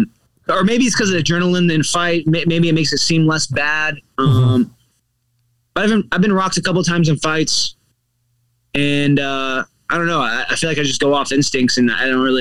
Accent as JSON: {"language": "English", "town": "Kansas City", "region": "Missouri", "country": "United States", "tie": "born or raised there", "moved": "yes", "lives_now": "South Florida, United States", "said": "I'm from Kansas City, not St. Louis. I love St. Louis, but Kansas City is my actual hometown."}